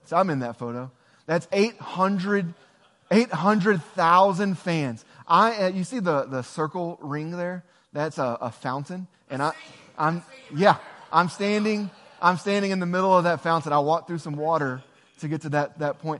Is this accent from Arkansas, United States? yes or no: yes; Northeast Arkansas, United States; moved away as an adult; also born or lived in Kansas City / Tyronza, Arkansas; We're both from Northeast Arkansas, but in 2009, we moved to Kansas City